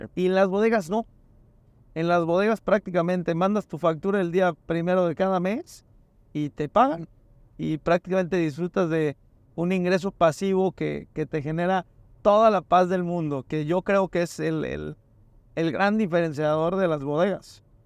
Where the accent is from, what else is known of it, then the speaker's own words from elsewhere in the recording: Mérida, Yucatán, Mexico; yo tengo el gusto de ir mucho a Mérida y soy de Mérida